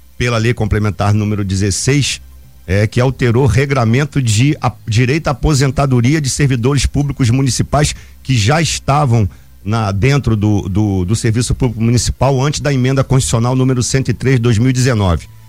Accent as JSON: {"language": "Portuguese", "town": "Angra dos Reis", "region": "Rio de Janeiro", "country": "Brazil", "said": "Praia Grande de Araçatiba, que eu mando um grande abraço pra minha terra"}